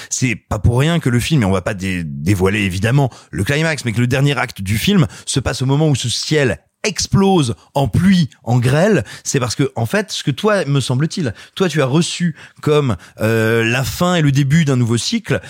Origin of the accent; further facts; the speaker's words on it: Clermont-Ferrand, Auvergne-Rhône-Alpes, France; J'ai grandi à Clermont-Ferrand